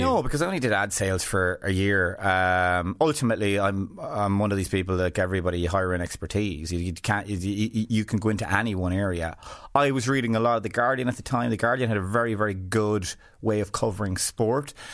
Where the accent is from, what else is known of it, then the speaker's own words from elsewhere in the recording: west of Ireland, Ireland; I came from West of Ireland background where to me, everyone was the same class.